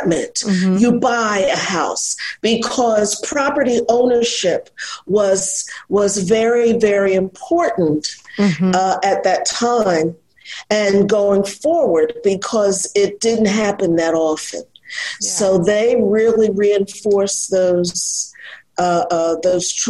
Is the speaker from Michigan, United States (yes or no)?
no; Philadelphia, Pennsylvania, United States; I was born and raised in Philadelphia